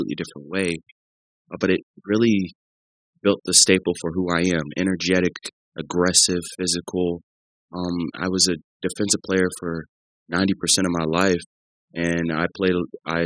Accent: St. Louis, Missouri, United States; moved away; also born or lived in Columbia, Missouri; Lived in St. Louis for 12 years

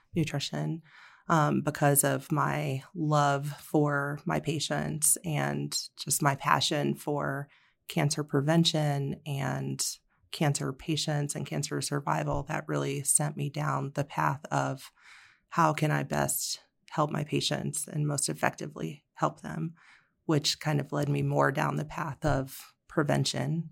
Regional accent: Florida, United States; also born or lived in Vermont; now in Colorado, United States; grew up in Florida

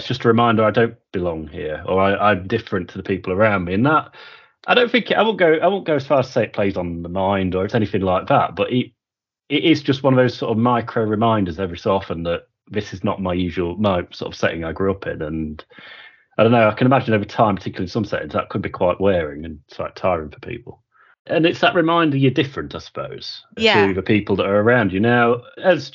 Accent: Yorkshire and the Humber, United Kingdom; accent: slightly Yorkshire-y twang; having that sort of slightly Yorkshire-y twang to my accent

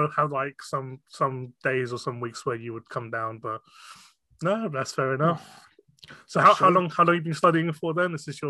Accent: England, United Kingdom; first language Cantonese; English is a second language; I was born in the UK

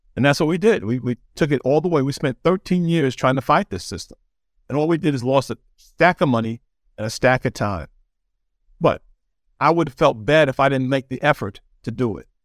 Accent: New York City, New York, United States; also born or lived in Birmingham, Alabama; now in Los Angeles, United States; I was raised in Jamaica, New York, so I've seen crime there too.

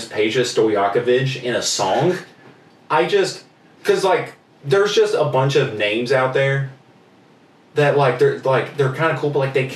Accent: United States; I am American and somewhat from South Korea

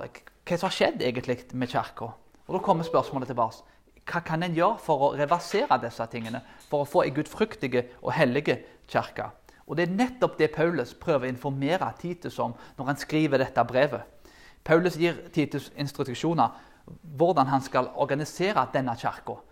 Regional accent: Karmøy, Rogaland, Norway; der jeg kommer fra

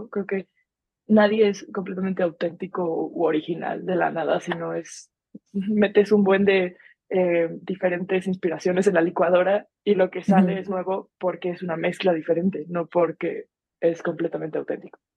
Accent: Mexico; A mí me pasa que me, encasillo mucho en lo de soy mexa.

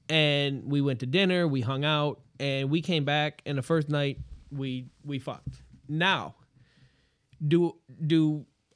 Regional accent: United States; I was from America

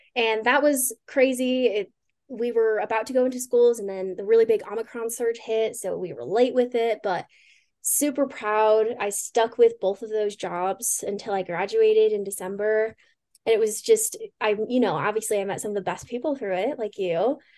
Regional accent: Pueblo, Colorado, United States; moved away as an adult; also born or lived in Spokane, Washington; I am originally from Pueblo, Colorado, born and raised. It's, grew up there my whole life.

